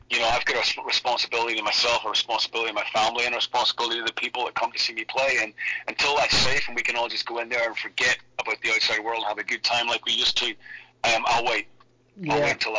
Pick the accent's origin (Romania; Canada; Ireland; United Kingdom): Ireland; they were a part of my DNA growing up in Ireland